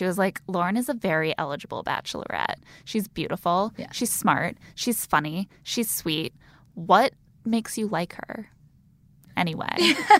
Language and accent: English; South Bend, Indiana, United States; I'm from South Bend, Indiana.